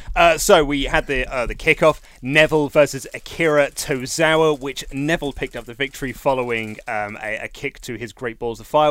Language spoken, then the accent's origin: English; United Kingdom; a Brit as well